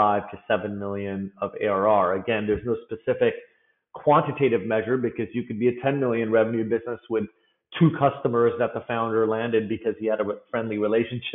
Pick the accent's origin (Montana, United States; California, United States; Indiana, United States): California, United States; Bay Area; I was born and raised in the Bay Area